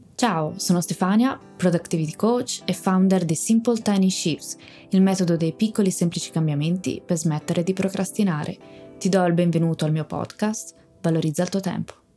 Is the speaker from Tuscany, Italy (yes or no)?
yes; Tuscany, Italy; sono toscana